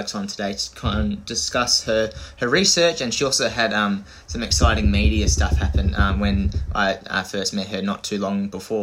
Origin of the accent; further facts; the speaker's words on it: Australia; growing up in Australia